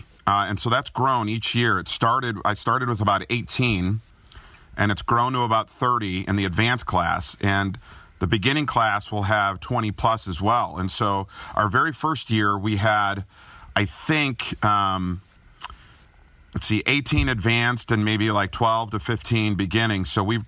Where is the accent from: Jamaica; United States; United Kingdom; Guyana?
United States; Chicago, Illinois; accent: Chicago; They said they would not put me on the air, though, until I lost my Chicago accent, which was very nasally.